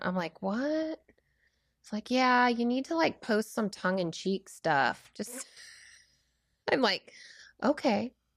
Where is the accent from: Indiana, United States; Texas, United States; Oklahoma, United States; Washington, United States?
Washington, United States; now in Oregon, United States; born and raised Washingtonian, then to Oregon